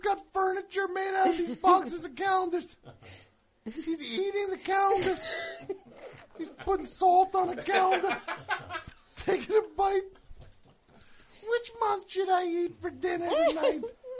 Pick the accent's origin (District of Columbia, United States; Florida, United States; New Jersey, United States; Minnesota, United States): New Jersey, United States; Highland Park; also born or lived in Guam; I was born in Guam. I'm not from Guam. From New Jersey. Highland Park, baby.